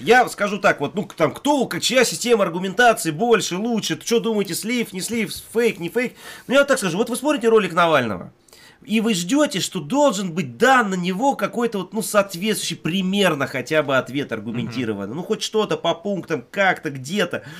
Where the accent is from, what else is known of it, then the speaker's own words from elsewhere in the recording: Siberia, Russia; now in Moscow, Russia; мне вот лично, как коренному сибиряку